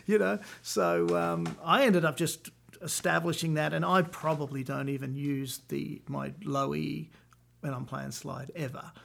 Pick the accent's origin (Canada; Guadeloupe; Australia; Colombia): Australia; moved away as an adult; now in Nashville, United States; I'm Australian, so we're both Commonwealth country people living in Nashville, Tennessee